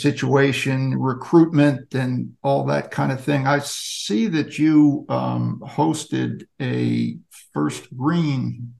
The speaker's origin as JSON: {"language": "English", "region": "New Jersey", "country": "United States", "tie": "born or raised there", "said": "I grew up in New Jersey"}